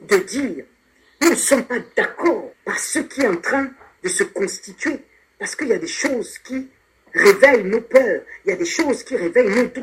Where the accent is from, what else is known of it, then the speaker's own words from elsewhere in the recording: Gabon; Nous aussi, nous sommes des Gabonais. Hein? Je suis Gabonais 100% de père et de mère.